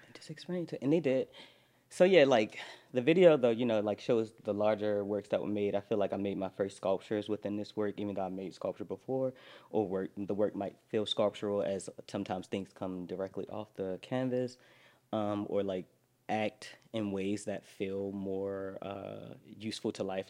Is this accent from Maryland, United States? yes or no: yes; Baltimore, Maryland, United States; moved away as an adult; also born or lived in New York; I'm from Baltimore. I, I, lived in New York for the last 10 years